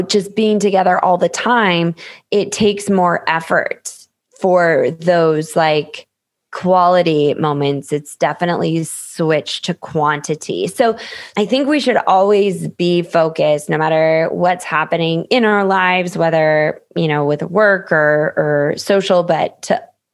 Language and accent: English; Minnesota, United States; moved away; also born or lived in Phoenix; I grew up in Minnesota